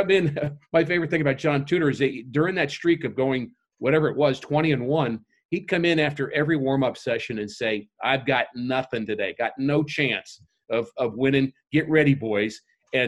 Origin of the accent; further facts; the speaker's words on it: New York, United States; moved away; I grew up in New York